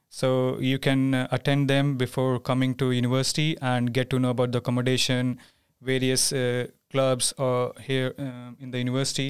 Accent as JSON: {"language": "English", "country": "India", "moved": "as an adult", "lives_now": "Sweden", "said": "I'm from India."}